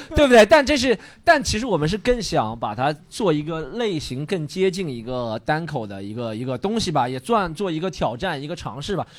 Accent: Shanghai, China; 我是上海人

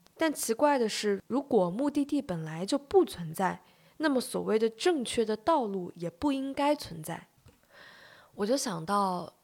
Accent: China; 我们中国人特别爱，有时候特别爱强调，比如说科班出身

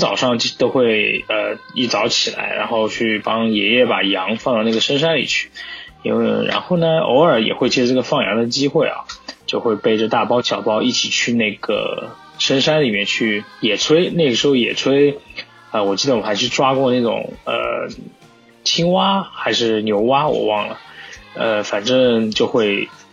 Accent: Chengdu, Sichuan, China; 我从小是生活在成都的

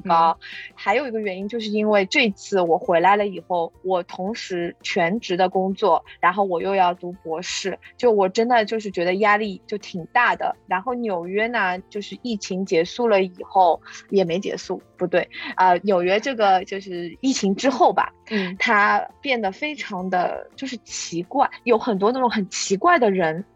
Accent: Shanghai, China; moved away as an adult; also born or lived in Washington, D.C.; now in New York, United States; 我从小呢，就是在大城市长大的，就是，呃，上海

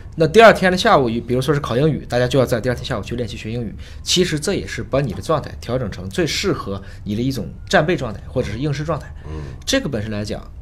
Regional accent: China; 我们中国人

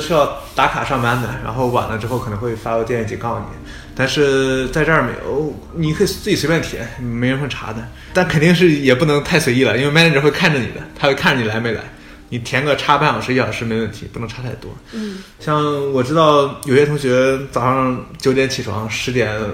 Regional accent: Shandong, China; moved away as an adult; now in United States; 我们山东人是儒家思想

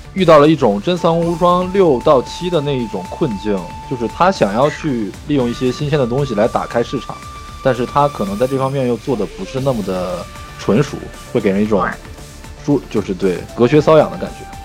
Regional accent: China; 作为一个中国人来说

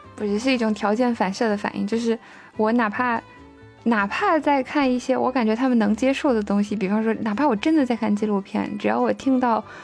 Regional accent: Baotou, Inner Mongolia, China; moved away; 我的老家包头

